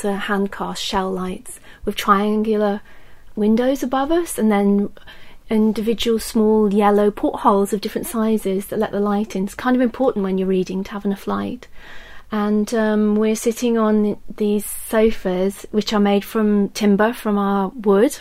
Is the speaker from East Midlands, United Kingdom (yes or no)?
yes; Desborough, East Midlands, United Kingdom; I grew up in Desborough, which is in Northamptonshire.